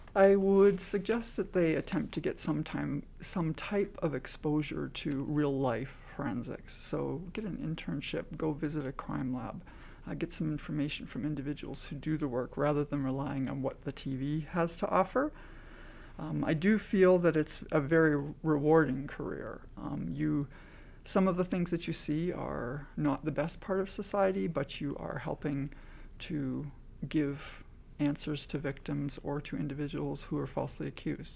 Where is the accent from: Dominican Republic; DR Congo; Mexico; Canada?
Canada; I am Canadian